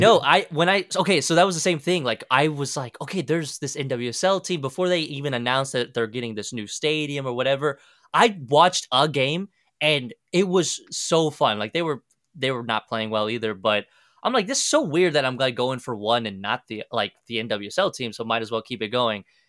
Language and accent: English; Kansas, United States; also born or lived in Argentina; while I was growing up in Kansas